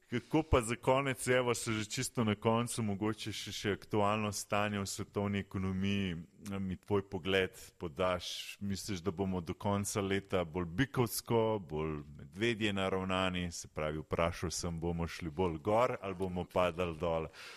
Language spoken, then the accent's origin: Slovenian; Slovenia